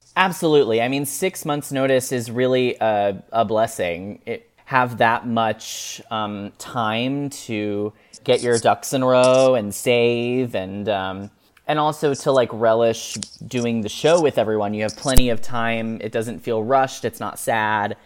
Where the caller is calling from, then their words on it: Lexington, Kentucky, United States; today I'm calling from Lexington, Kentucky